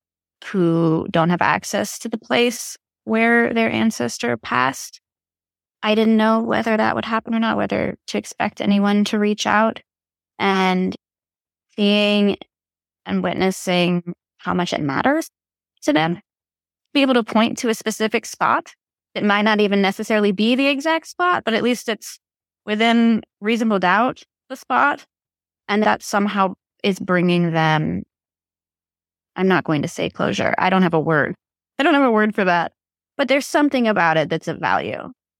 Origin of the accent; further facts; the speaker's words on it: Texas, United States; And I'm from Texas.